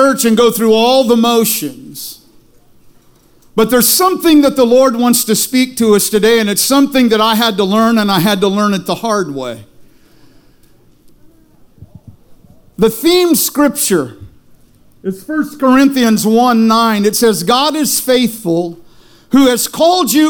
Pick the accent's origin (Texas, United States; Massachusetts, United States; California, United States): California, United States; Taft; I was born and raised in Taft